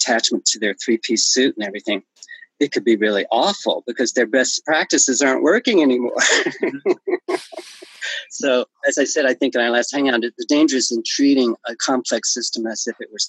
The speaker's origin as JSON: {"language": "English", "region": "the South", "country": "United States", "tie": "born or raised there", "moved": "yes", "said": "when I was raised in the South, it was segregated"}